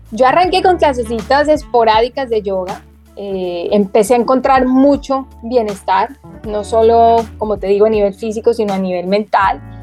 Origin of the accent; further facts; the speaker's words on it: Bogotá, Colombia; also born or lived in Medellín; yo me crié gran parte de mi infancia en Bogotá, a las afueras de Bogotá